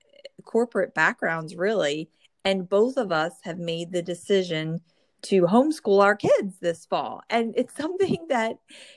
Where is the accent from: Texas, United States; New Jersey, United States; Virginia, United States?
New Jersey, United States; born or raised there